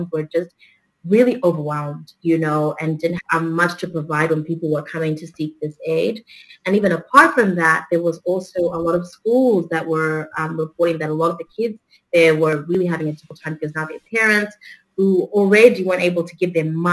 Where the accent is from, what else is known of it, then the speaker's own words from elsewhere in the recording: Zimbabwe; also born or lived in Perth, Australia; now in Melbourne, Australia; being, you know, a young Zimbabwean woman, you know how our Zim parents can get